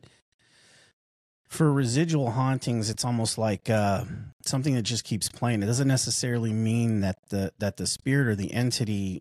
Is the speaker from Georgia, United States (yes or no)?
no; Arizona, United States; moved away; I'm originally from Arizona